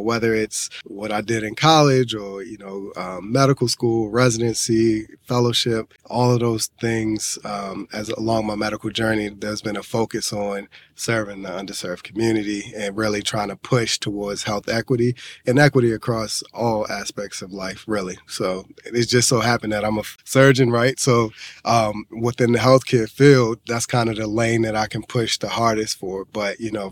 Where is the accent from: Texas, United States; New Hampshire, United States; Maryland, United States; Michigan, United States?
Maryland, United States; Baltimore; moved away; I was originally from West Baltimore, which has its own inherent struggles. There's a lot of struggles when they talk about infestation with drugs, poverty, violence, the whole nine. So I saw all of that growing up